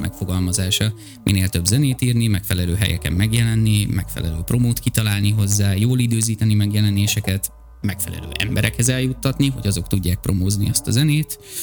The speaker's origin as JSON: {"language": "Hungarian", "country": "Hungary"}